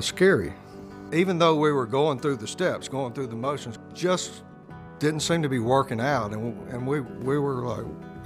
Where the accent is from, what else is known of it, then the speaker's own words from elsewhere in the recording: Jackson, Mississippi, United States; Born in Jackson, Mississippi, it's kind of a mid-sized southern town.